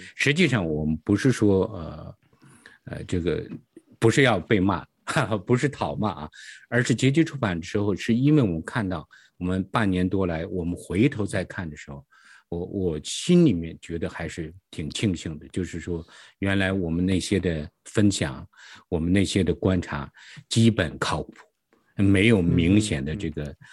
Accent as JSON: {"language": "Chinese", "region": "Hebei", "country": "China", "tie": "born or raised there", "moved": "as an adult", "lives_now": "United States", "said": "我是，呃，出，来自于中国大陆，出生在是河北，大概嗯哼。九八年的时候我来到了美国"}